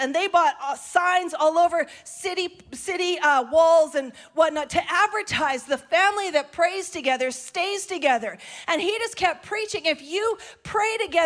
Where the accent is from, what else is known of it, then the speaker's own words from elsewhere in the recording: Canada; we're so Canadian sometimes